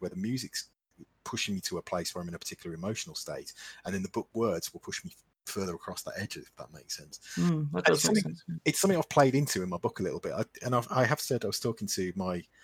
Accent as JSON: {"language": "English", "region": "Midlands", "country": "United Kingdom", "accent": "Midlands", "said": "I'm in the Midlands, which you can probably tell from my accent"}